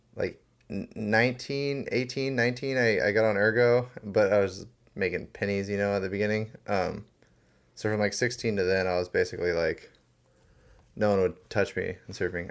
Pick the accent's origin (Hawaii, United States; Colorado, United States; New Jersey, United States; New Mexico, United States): Hawaii, United States; Maui; I was born and raised on Maui